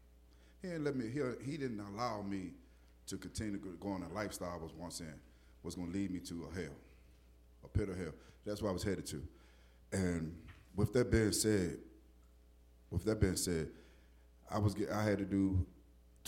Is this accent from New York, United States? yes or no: no; Newport News, Virginia, United States; I'm right here from Waynesburg, Newport News area.